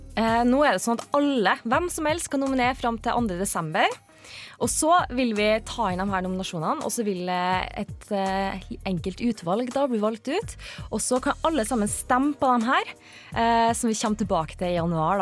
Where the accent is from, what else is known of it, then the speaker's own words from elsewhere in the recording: Trondheim, Trøndelag, Norway; accent: Trondheim dialect; Jeg er fra Trondheim